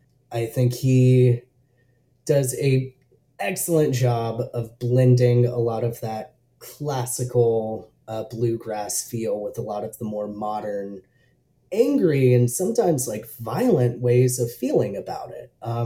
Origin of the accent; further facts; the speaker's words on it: the South, United States; accent: Southern; then it definitely couldn't be having a Southern accent with it.